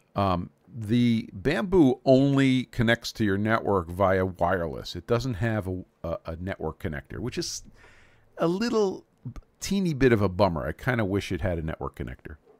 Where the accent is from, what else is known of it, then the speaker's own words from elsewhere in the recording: New York City, New York, United States; I grew up in Brooklyn, New York, so we called that the country